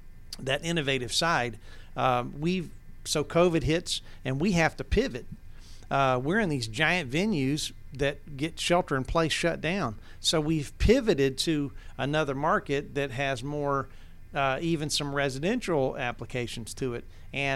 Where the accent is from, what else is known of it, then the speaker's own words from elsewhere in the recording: Towns County, Georgia, United States; And I'm just this little twit from North Georgia, right? I'm from Towns County, man.